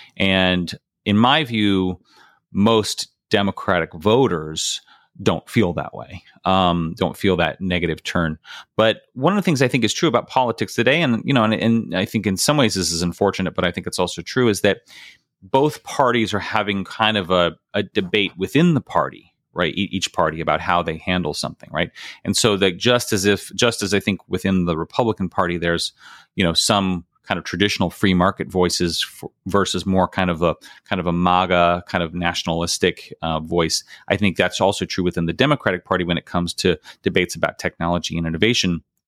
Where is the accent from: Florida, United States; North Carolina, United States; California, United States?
California, United States; Bakersfield; moved away as an adult; I grew up in Bakersfield, California